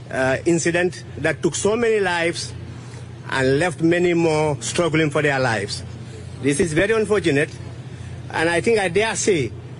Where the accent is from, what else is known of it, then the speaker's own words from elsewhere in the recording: Gambia; now in Washington, United States; We are a very small country of about less than 2 million people, and we are all related. Everybody knows everybody.